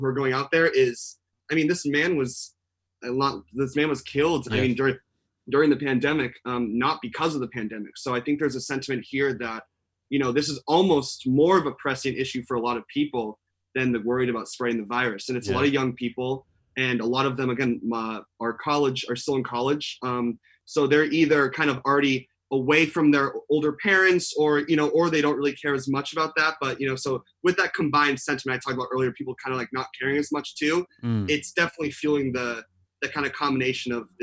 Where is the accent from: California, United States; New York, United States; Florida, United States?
California, United States; Newport Beach; I'm from Newport Beach originally